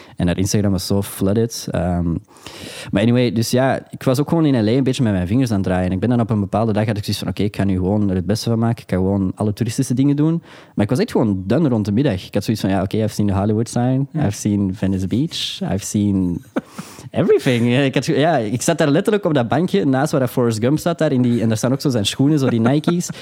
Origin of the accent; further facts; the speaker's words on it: Antwerp, Flanders, Belgium; ik ben een jongen van Antwerpen